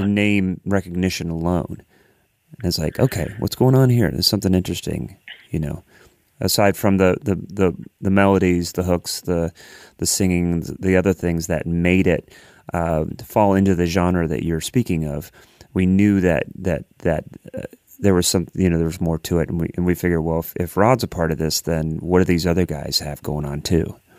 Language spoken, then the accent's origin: English; Columbus, Ohio, United States; moved away as an adult; now in Nashville, United States; I lived in, I grew up in Columbus, Ohio.